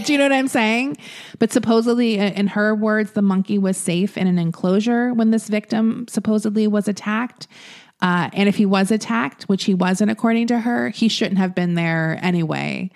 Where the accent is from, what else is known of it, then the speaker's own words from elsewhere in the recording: Florida, United States; I'm from Florida